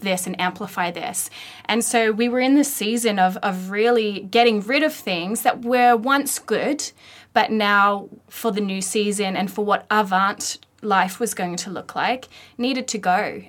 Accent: Australia; moved away as an adult; now in Lower Mainland, Canada; we come from Australia down under and, um, moved over here four years ago

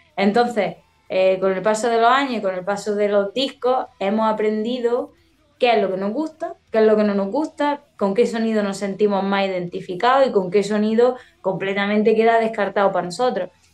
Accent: Andalusia, Spain; yo tengo muchos giros que son de, mi tierra, de aquí, de Andalucía

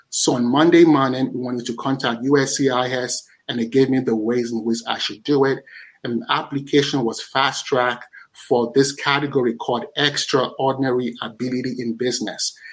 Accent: Nigeria; I'm Nigerian

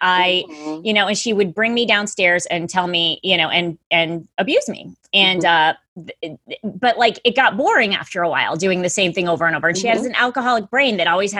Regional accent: Middletown, Connecticut, United States; I'm from Middletown, Connecticut

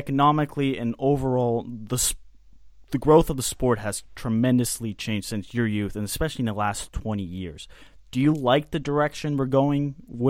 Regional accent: Beverly, Massachusetts, United States; also born or lived in Milwaukee; now in Madison, United States; I was born in Beverly

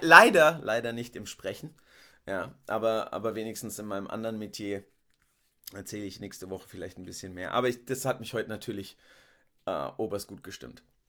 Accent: Rüsselsheim, Hesse, Germany; ich bin in Rüsselsheim geboren, ähm, aufgewachsen

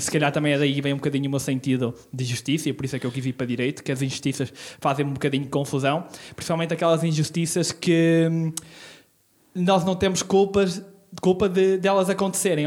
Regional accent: Celorico de Basto, North, Portugal; now in Braga, Portugal; Sou natural do Solarico de Basto

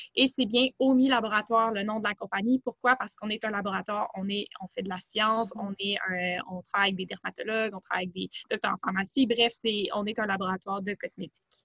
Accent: Montreal, Quebec, Canada; je suis plutôt originaire de Montréal

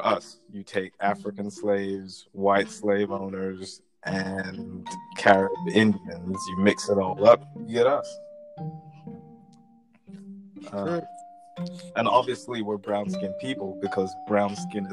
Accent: London, United Kingdom; also born or lived in Edgware / Wembley; we moved to Wembley from Edgware or Burnto, and we were in a slightly nicer neighborhood than we were in Edgeware.

